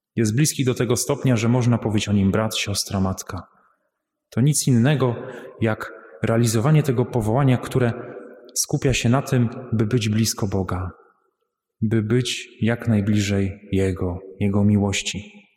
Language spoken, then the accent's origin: Polish; Łambinowice, Opole Voivodeship, Poland; pochodzę z parafii świętej Marii Magdaleny w Łambinowicach